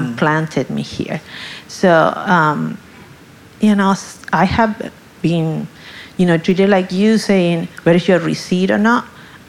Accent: Chile; English is a second language; moved away as an adult; now in United States; I am originally from Chile. I've been here for 30 years.

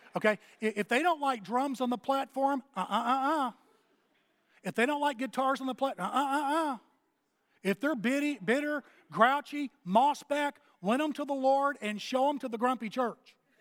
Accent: Texas, United States; moved away as an adult; also born or lived in Fort Worth; now in Athens, United States; I'm from Texas

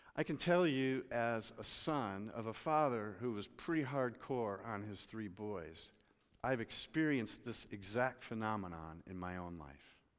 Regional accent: United States; I'm an American.

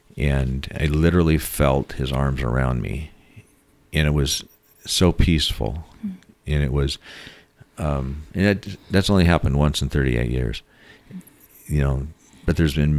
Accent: Seattle, Washington, United States; And they asked me, I was from Seattle, I'd done bigger things than they had ever done, and asked me to lead the committee. And I said, no, this isn't my town.

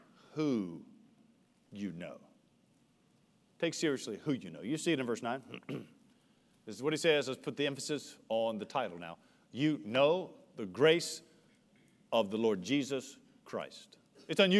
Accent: United States; As an American

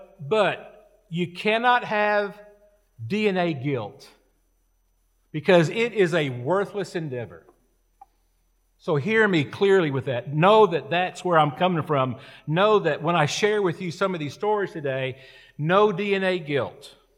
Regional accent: United States; born there; I was born in America. I was born with opportunity. Now, I was born into an enlisted Air Force family.

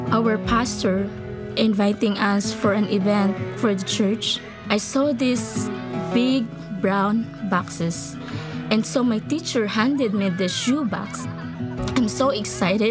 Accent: Philippines; I was born in the Philippines and growing up in a poor family and living in a tiny house, no stove

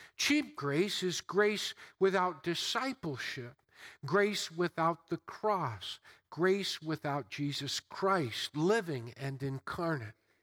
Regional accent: United States; I've been born and raised, I'm enculturated, I'm an American and proud of it

